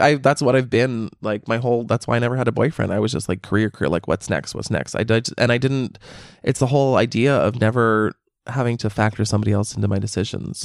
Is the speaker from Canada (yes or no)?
yes; Canada; I'm Canadian.